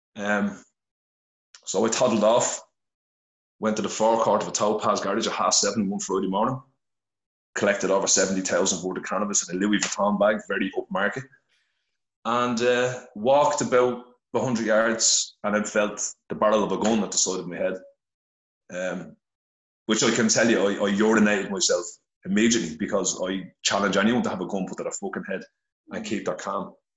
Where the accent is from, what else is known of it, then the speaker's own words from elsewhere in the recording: Dublin, Leinster, Ireland; I'm originally from Finglas, Dublin